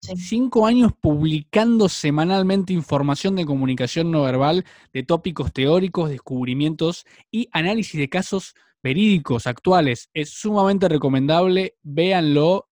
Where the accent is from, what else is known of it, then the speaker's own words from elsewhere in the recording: Argentina; yo soy argentino